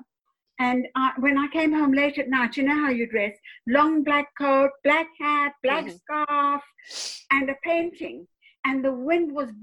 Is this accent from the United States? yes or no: no; China; moved away; also born or lived in South Africa / London; I'm from China